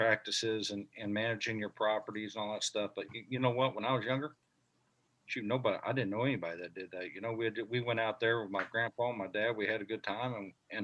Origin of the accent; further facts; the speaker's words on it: Missouri, United States; my home state here in Missouri